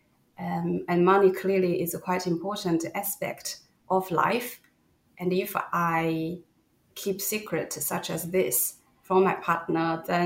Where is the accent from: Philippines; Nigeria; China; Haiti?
China; I'm Chinese, and growing up in China